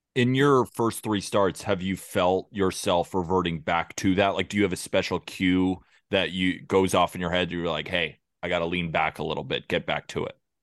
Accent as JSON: {"language": "English", "region": "California", "country": "United States", "said": "I'm from California"}